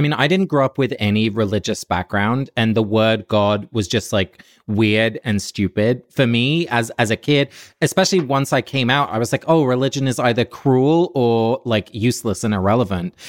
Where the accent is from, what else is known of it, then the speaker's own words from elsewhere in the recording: Forest Row, South East England, United Kingdom; moved away as an adult; also born or lived in New York City; now in New York, United States; I'm calling in from my hometown, of, uh, Forest Row in Sussex. So I'm in England